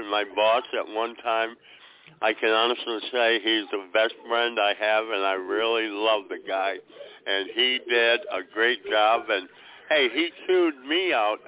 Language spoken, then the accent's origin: English; Western New York, United States; I was born and raised in Western New York